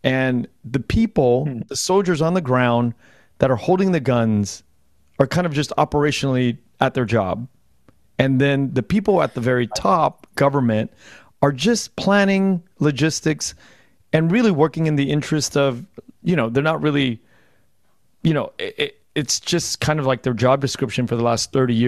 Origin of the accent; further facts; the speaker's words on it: United States; And as an American, we have these privileges of kind of analyzing war that way.